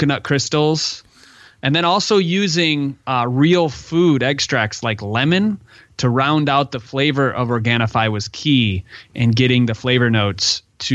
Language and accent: English; Michigan, United States; I'm from Michigan